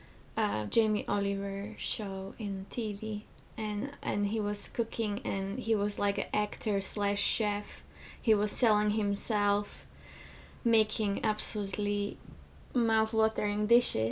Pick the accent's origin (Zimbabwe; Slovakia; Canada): Slovakia; English is a second language; moved away as an adult; also born or lived in Czech Republic / Aarhus, Denmark; now in Japan; I am born and raised in Slovakia